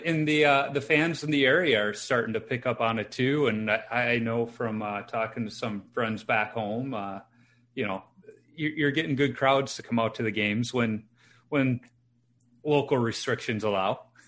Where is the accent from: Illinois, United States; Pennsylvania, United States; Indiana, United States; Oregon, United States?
Illinois, United States; Chicago; growing up in Chicago and being a Hawks fan